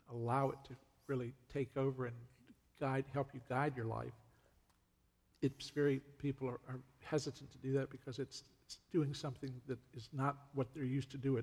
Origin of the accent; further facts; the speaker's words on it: Virginia, United States; moved away as an adult; also born or lived in North Carolina; I'm originally from Virginia, mm. and that's where I lived for 42 years approximately